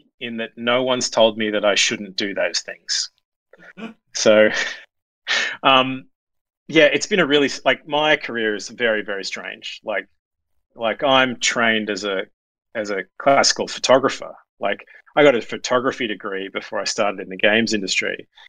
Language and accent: English; Brisbane, Queensland, Australia; I grew up in Brisbane, and I was so incredibly lucky that.